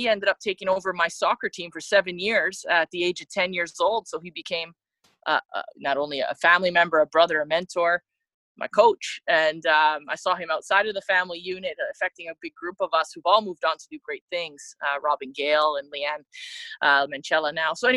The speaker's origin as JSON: {"language": "English", "town": "Mississauga", "region": "Ontario", "country": "Canada", "tie": "born or raised there", "moved": "as an adult", "said": "I grew up born and raised in Mississauga, Ontario"}